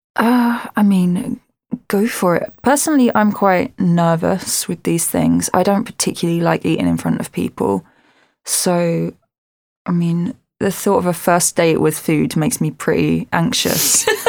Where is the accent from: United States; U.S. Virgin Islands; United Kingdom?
United Kingdom; Southend-on-Sea, East of England; I'm an Essex girl and I'm from Southend, and it's right at the end of the Thames.